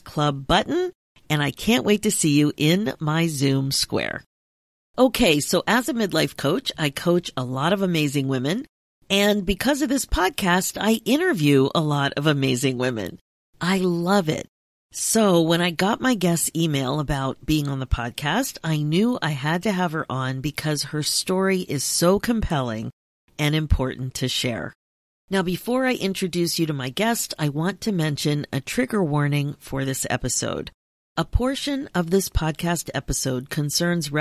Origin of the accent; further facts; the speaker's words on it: Philadelphia, Pennsylvania, United States; now in Toronto, Canada; I'm originally from the Philadelphia area, even though I'm in Toronto now